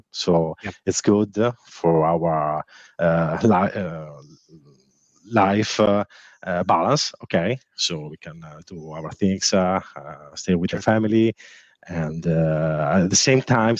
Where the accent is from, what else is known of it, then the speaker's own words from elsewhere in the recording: Sardinia, Italy; I'm from Italy. I live in Sardinia